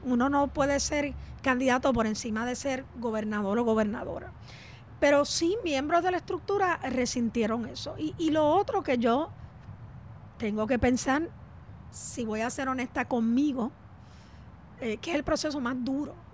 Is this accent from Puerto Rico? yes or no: yes; Puerto Rico